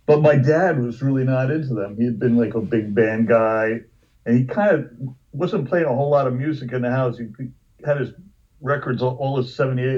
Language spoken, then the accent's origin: English; New Jersey, United States; also born or lived in Hoboken; I grew up in sort of all over New Jersey